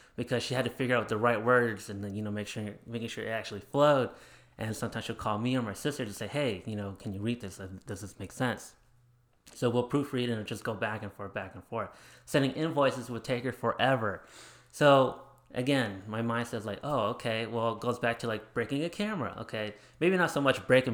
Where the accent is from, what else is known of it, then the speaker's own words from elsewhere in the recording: Arizona, United States; also born or lived in Chandler; I grew up in Arizona